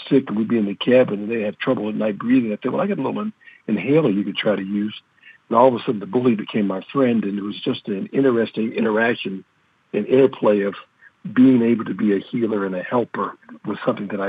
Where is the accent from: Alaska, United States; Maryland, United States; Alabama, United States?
Maryland, United States; Baltimore; As a kid growing up in Baltimore